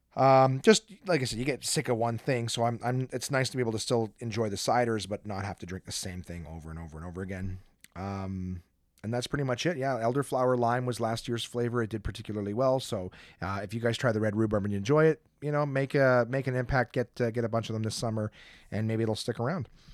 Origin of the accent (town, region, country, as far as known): Canada